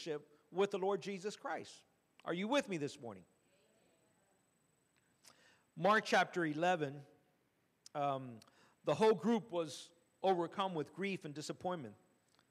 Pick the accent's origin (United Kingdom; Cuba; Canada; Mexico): Cuba; moved away